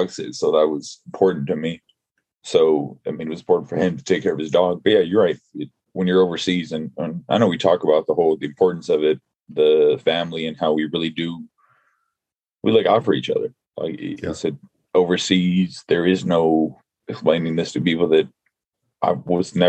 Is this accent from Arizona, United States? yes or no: no; Los Angeles, California, United States; moved away; also born or lived in Virginia; I'm originally from Los Angeles.